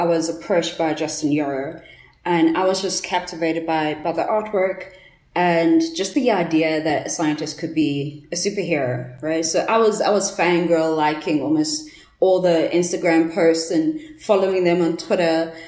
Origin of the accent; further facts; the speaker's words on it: Johannesburg, Gauteng, South Africa; I'm from Johannesburg